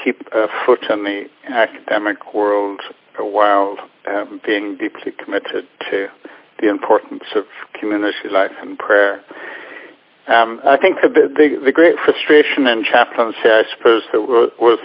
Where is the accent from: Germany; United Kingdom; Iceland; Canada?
Canada; moved away; growing up in Canada